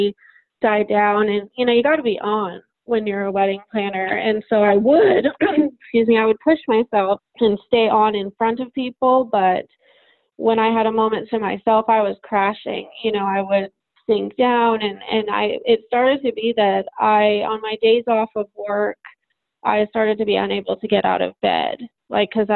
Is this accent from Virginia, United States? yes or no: no; Carmel Valley, California, United States; I am from Carmel Valley, California.